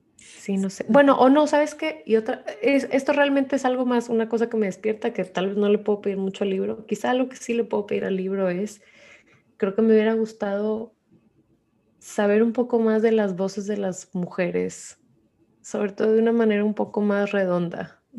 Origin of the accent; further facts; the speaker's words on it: Mexico; como mexicanos